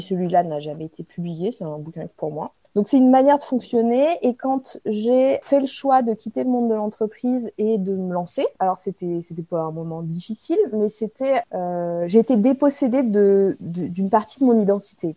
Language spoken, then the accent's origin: French; Brignais, Auvergne-Rhône-Alpes, France; moved away as an adult; also born or lived in Paris; je viens de Brignais